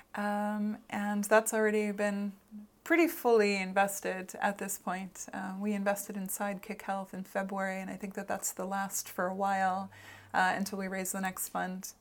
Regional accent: Boston, Massachusetts, United States; also born or lived in Los Angeles; now in Iceland; I grew up in Boston

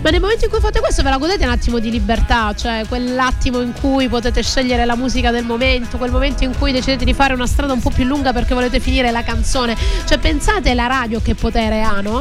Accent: Calabria, Italy; now in Sicily, Italy; io invece sono del nord, sono calabrese, quindi sono dell'estremo nord, vicino alla Lapponia, nord-sud

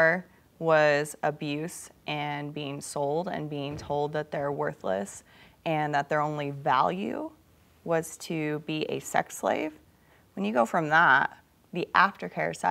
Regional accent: Midwest, United States; also born or lived in Africa; I grew up in the Midwest on a farm

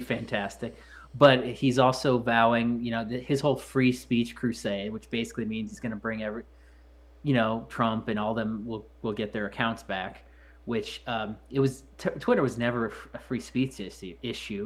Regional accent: Missouri, United States; When I was growing up, I believe Missouri was like the third cheapest state

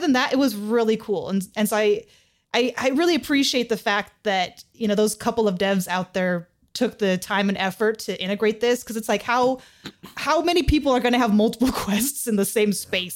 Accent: California, United States; I was born and raised in California

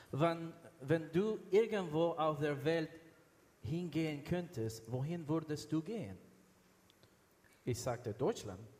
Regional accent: Venezuela; born there; also born or lived in United States; Ich, ich, habe, ich bin in Venezuela geboren. Ich habe dann, dann in den USA studiert und alle unsere Kinder sind dort geboren und sind Amerikaner. Wir haben in Miami gelebt, das war schön, heiß.

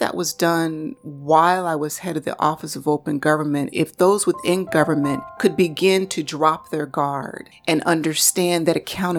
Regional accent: United States; Of course, I'm African American in a country that is skewed largely towards white males.

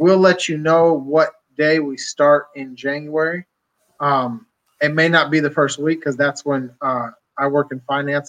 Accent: near Titusville, Pennsylvania, United States; Well, there's a place that I grew up that is near Titusville, Pennsylvania

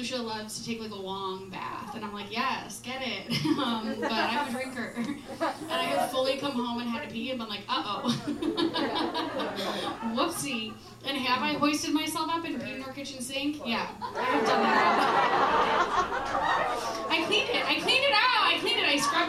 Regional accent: Midwest, United States; And I'm from the Midwest, so I was like, I gotta make him a pie.

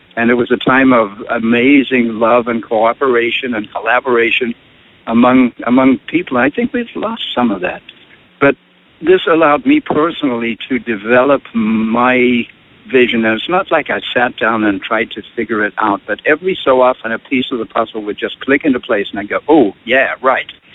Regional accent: South Africa; moved away as an adult; now in United States; I grew up in South Africa, which is a phenomenal place to grow up

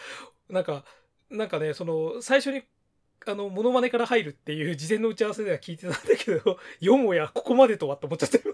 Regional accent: Kanagawa, Japan; 私は地元関東神奈川

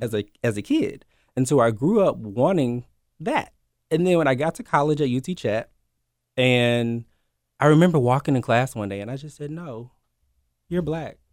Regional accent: Memphis, Tennessee, United States; born and raised here in Memphis.

